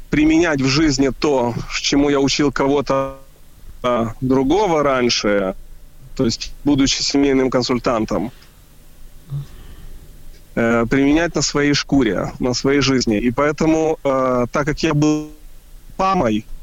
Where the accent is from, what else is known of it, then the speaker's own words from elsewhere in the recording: Kyiv, Ukraine; now in Israel; мы из Киева переехали э, в Израиль. Я вспомнил, когда я жил в Киеве